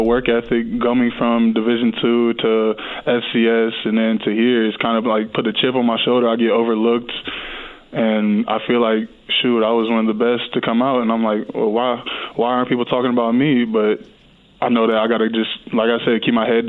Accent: Ohio, United States; I'm from Ohio, so, you know, I'm used to the cold weather.

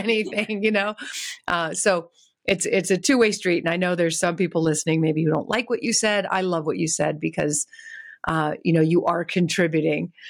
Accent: California, United States; I'm from California

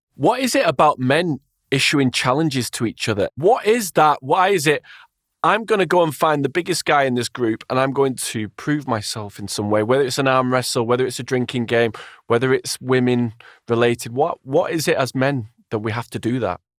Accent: Wigan, North West England, United Kingdom; I'm from Wigan

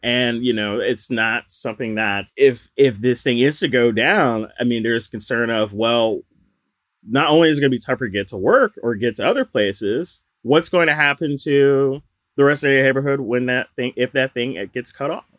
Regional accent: the South, United States; now in Philadelphia, United States; I'm from the South

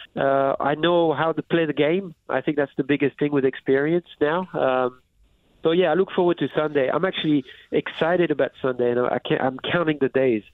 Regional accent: France; moved away as an adult; I was raised in France

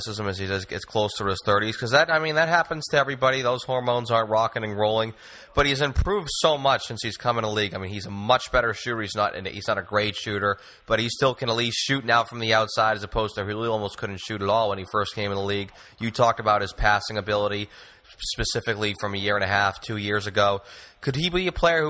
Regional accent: Boston, Massachusetts, United States; we are from Boston. Or I am from Boston.

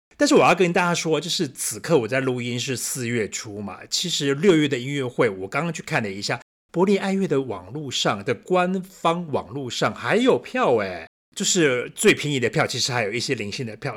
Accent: Taiwan; now in Berlin, Germany; 我们是台湾人的，我们这么爱吃

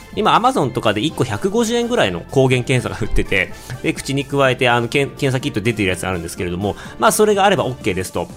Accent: Otaru, Hokkaido, Japan; now in China; 小樽市出身

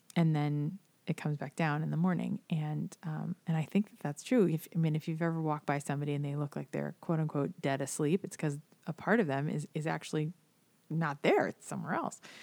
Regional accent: South Florida, United States; I, I grew up here in South Florida

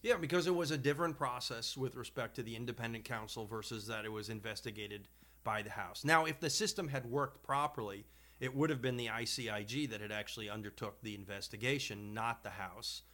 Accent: Long Island, New York, United States; having grown up on Long Island

